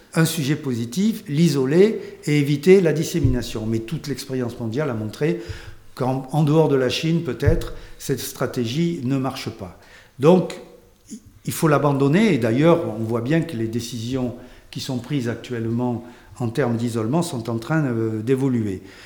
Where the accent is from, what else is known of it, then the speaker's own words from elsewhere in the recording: France; chez nous en France